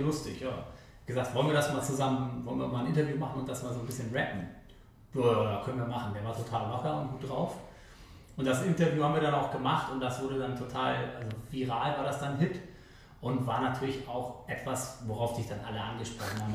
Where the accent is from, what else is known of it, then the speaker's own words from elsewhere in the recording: Hamburg, Germany; also born or lived in Meppen; Ich bin in Eimsbüttel aufgewachsen